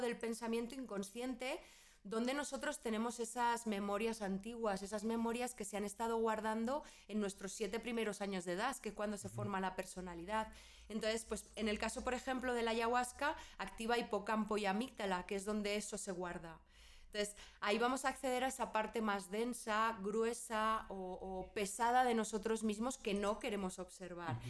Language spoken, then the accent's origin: Spanish; Spain; moved away as an adult; soy española, ahí eh, viví casi toda mi vida